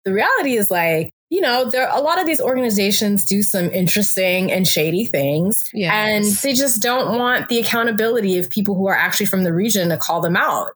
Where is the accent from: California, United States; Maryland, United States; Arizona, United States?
California, United States; Orange County; also born or lived in Democratic Republic of the Congo / Los Angeles, California / Riverside County, California / Washington, D.C.; I grew up primarily in Orange County, California